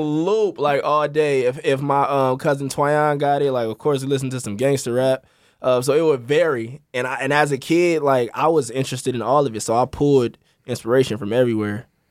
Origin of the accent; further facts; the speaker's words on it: Los Angeles, California, United States; also born or lived in Malibu / Missouri; from Crenshaw District, born and raised